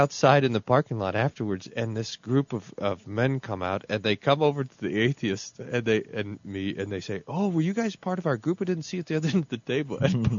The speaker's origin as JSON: {"language": "English", "region": "Texas", "country": "United States", "accent": "Texas", "said": "my family, I'm from Texas, you know, nobody knows that because they don't. My family accused me of purposely abandoning a Texas accent and picking up some sort of Minnesota accent so that I sound more Lutheran."}